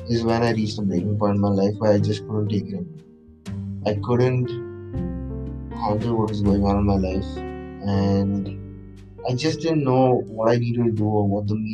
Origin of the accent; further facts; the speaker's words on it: Kochi, Kerala, India; moved away as an adult; also born or lived in Chennai / Bangalore; Specifically in India, I'm from Kerala, specifically from Kerala. I am I am from Kochi, and I grew up my entire life in Kochi, and I st- I did my entire schooling in Kochi, uh, and then for college I went to Chennai.